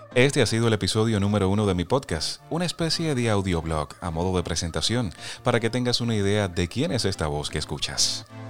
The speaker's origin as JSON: {"language": "Spanish", "region": "Las Tunas", "country": "Cuba", "tie": "born or raised there", "moved": "as an adult", "lives_now": "Pennsylvania, United States", "said": "mi pueblo natal, en Las Tunas, una provincia ubicada en la región oriental de mi país"}